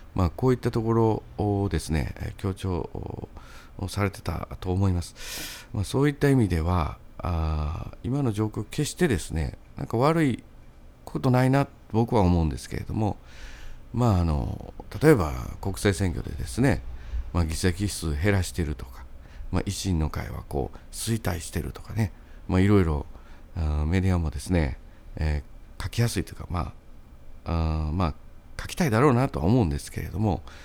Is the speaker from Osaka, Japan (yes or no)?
yes; Sakai, Osaka, Japan; 僕の地元のあの三原台